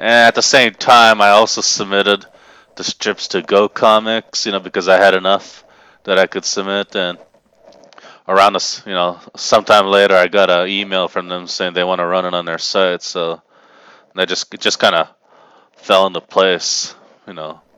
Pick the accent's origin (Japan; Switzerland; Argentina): Japan; moved away as an adult; now in Tennessee, United States; I was raised in Japan, and I basically lived there until I was eighteen, then moved to Tennessee full-time